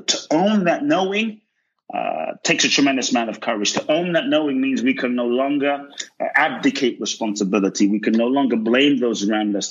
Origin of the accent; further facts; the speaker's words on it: London, United Kingdom; moved away; also born or lived in West Africa; growing up in London